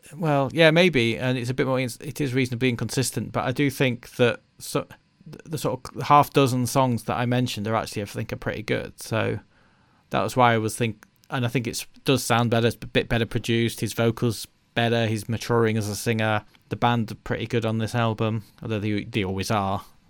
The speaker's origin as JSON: {"language": "English", "country": "United Kingdom", "said": "we're British"}